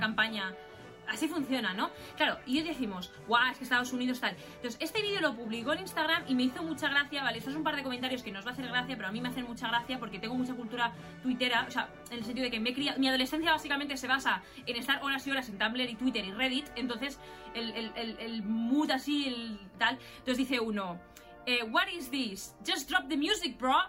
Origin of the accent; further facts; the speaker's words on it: Spain; aquí en España no nos vamos mucho más allá, es que más o menos somos un poco iguales